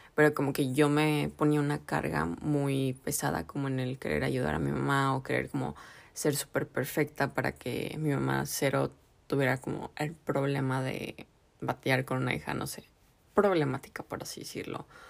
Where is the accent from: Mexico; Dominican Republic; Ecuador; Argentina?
Mexico; en la cultura mexicana o bueno latinoamericana, como que la familia es algo súper importante y súper grande para nosotros